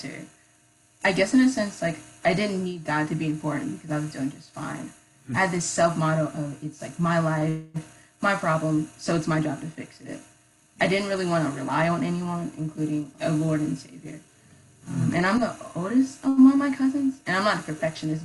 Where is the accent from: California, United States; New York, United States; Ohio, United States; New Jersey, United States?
Ohio, United States; Columbus; moved away as an adult; now in Athens, United States; I grew up in Columbus